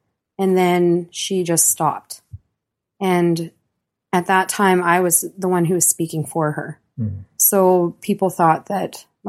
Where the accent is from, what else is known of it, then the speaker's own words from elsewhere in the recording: Yellowknife, Northwest Territories, Canada; born there; I was born in Yellowknife, Northwest Territories, okay, in 1976. And my family come from a long line of trappers.